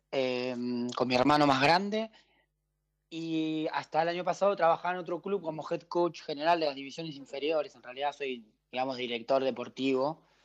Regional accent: Argentina; moved away as an adult; also born or lived in Switzerland / Belgium; en Argentina que arrancamos en marzo y y terminamos en noviembre

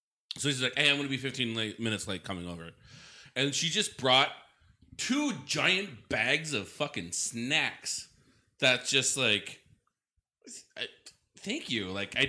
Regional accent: Oshkosh, Wisconsin, United States; born or raised there

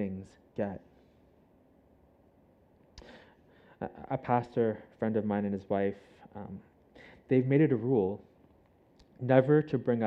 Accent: Canada; now in Hong Kong; I'm Canadian

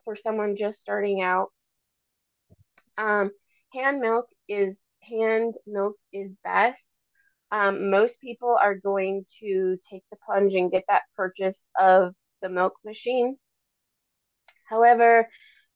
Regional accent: Minnesota, United States; now in Alaska, United States; I grew up in Minnesota in conventional lower 48 dairies

